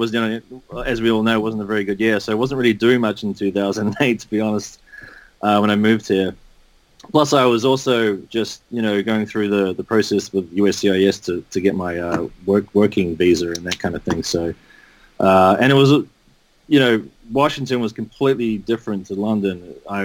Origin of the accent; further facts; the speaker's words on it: New Zealand; moved away as an adult; I'm from New Zealand. I grew up there as a kid